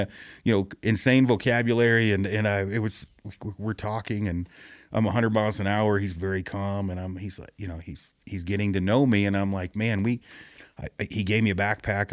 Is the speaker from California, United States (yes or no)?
no; Detroit Lake, Oregon, United States; my hometown is Detroit Lake, Oregon, which most people, it's two hundred people